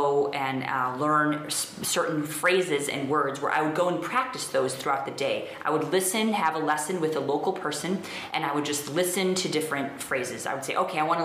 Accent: United States; moved away as an adult; now in India; as an American

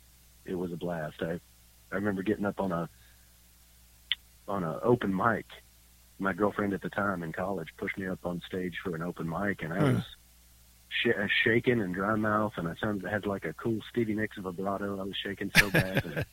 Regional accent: Texas, United States; also born or lived in Georgia / Montana; I'm originally from Georgia and grew up in Texas. Spent most of my life in, most of my early life in Texas.

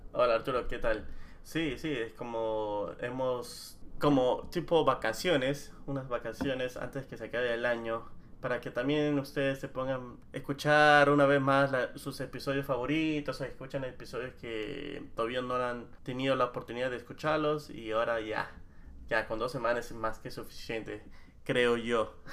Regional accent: Lima, Peru; moved away; entre nosotros los limeños habíamos dicho que nuestro acento era neutro

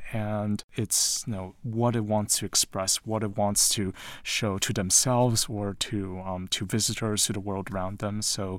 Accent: Taiwan; also born or lived in London, United Kingdom / United States / New York; And, you know, I'm originally from Taiwan. I was born in London, but I grew up in Taiwan and the U.S., and I lived in New York before moving to Utah.

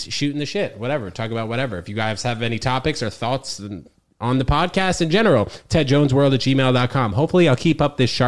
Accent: New York City, New York, United States; also born or lived in New Jersey; I'm from New York. Manhattan, bro. So I moved here when I was 6 weeks old from Jersey

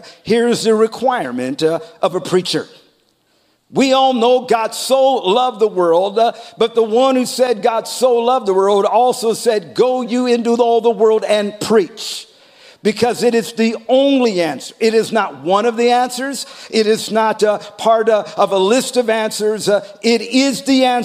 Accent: United States; I am a citizen. I am an American.

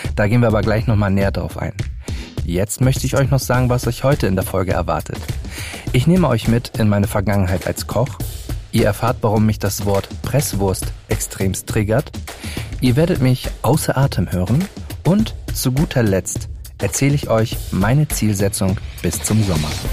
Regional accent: Hamburg, Germany; in meiner Heimatstadt Hamburg

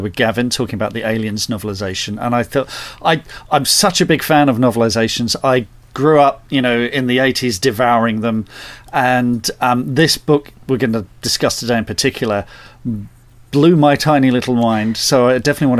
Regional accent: Surrey, South East England, United Kingdom; also born or lived in North London; And then we moved to... a place called Surrey, suburban

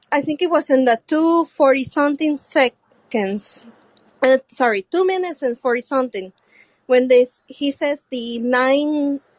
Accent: Puerto Rico; English is a second language; Where are you from again? Puerto Rico. Puerto Rico.

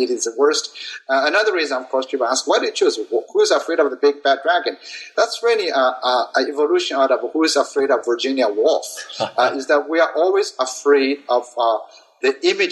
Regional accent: a little village in Sichuan province, China; moved away; was born and raised in China, particularly in a little village in Sichuan province

